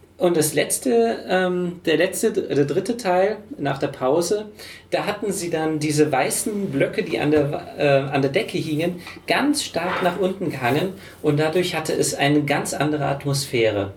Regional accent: Germany; als Deutscher

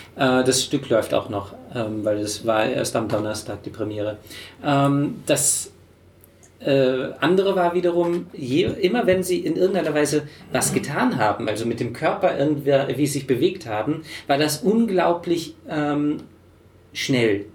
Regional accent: Germany; als Deutscher

